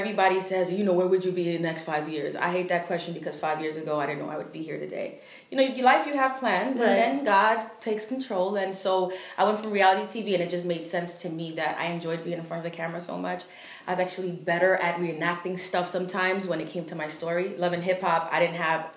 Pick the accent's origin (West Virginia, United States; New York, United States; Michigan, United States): New York, United States; New York City; We're from Harlem